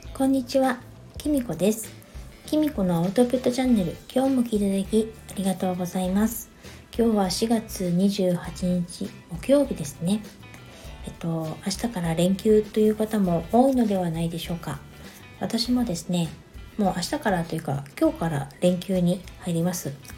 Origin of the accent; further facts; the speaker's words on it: Niigata, Japan; moved away; 私の実家新潟の方にちょっと帰ってこようと思